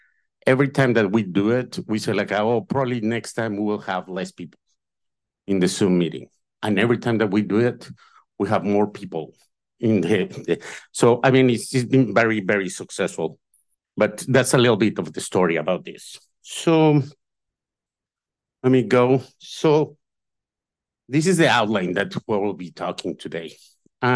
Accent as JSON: {"language": "English", "country": "Mexico", "moved": "yes", "lives_now": "United States", "said": "Then a lot of us came. I came from Mexico."}